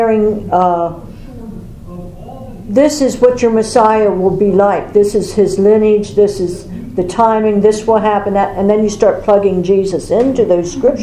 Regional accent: York, Pennsylvania, United States; I grew up in York Suburban School District, which was known as Snob Hill because it was the wealthy school district.

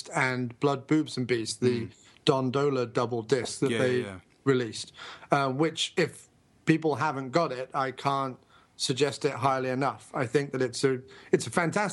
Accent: Guildford, South East England, United Kingdom; my hometown, a place called Guildford

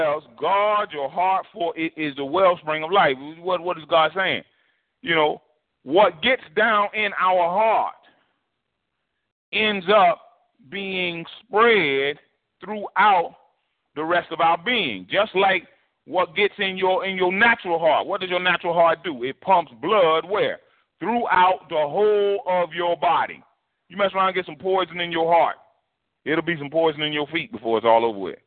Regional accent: New Jersey, United States; moved away; when I grew up in New Jersey

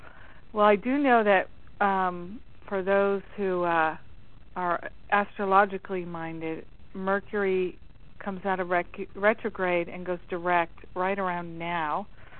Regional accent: Midwest, United States; also born or lived in East Coast; because I grew up in the Midwest and the East Coast, so when it rains, it feels so nurturing to me.

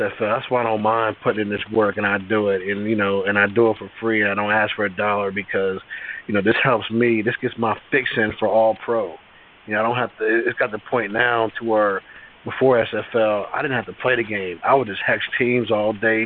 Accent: Maryland, United States; also born or lived in Virginia; now in Pennsylvania, United States; I grew up in Maryland

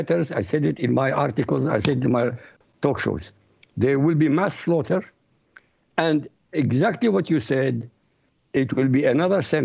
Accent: Iraq; first language Arabic; English is a second language; moved away; I come from Iraq originally, so my language is Arabic

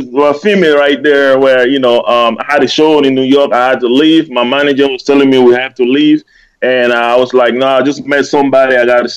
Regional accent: Germany; English is a second language; Then I started my own label in Germany. So. Awesome. Growing up in Germany, I went to school there.

